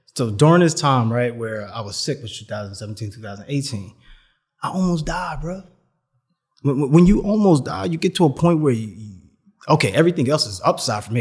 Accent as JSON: {"language": "English", "town": "New York City", "region": "New York", "country": "United States", "said": "I'm from New York City"}